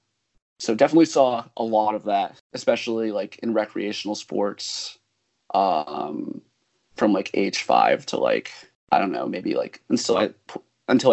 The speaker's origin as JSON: {"language": "English", "town": "Mamaroneck", "region": "New York", "country": "United States", "tie": "born or raised there", "said": "I'm from Mamaroneck in Westchester and around"}